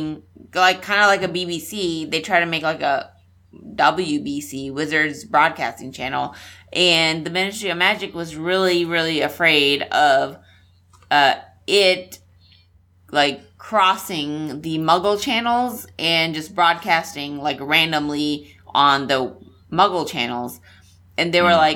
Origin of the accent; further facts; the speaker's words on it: Nepal; moved away; When I was growing up in Nepal.